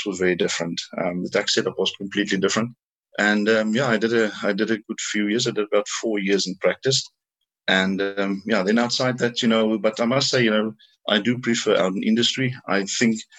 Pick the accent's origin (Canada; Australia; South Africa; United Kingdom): South Africa; also born or lived in Ireland; I was born and raised in South Africa. I did all my schooling here